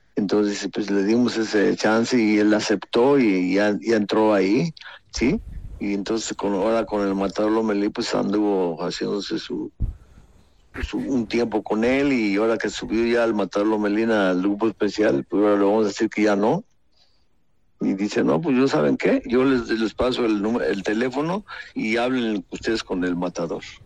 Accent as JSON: {"language": "Spanish", "country": "Mexico", "said": "somos mexicanos"}